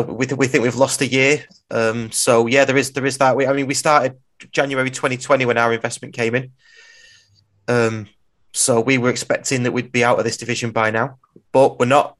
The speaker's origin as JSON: {"language": "English", "region": "England", "country": "United Kingdom", "said": "we're English"}